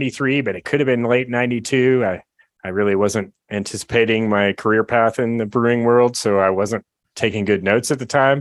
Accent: California, United States; I grew up in California

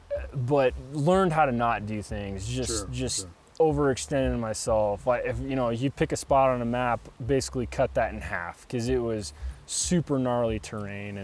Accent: Nebraska, United States; grew up in Nebraska with my dad, turkey hunting and deer hunting

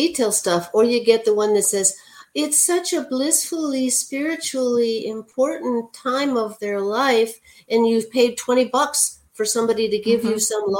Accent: Hawaii, United States; I would like to thank you for giving me an opportunity to talk about both being Hawaiian and the value that plays in my life

